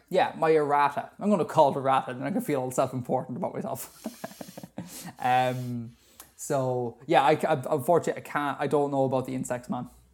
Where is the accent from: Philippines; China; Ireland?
Ireland; Being Irish